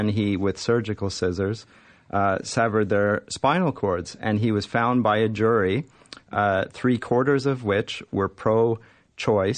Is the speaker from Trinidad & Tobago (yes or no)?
no; Canada; as a Canadian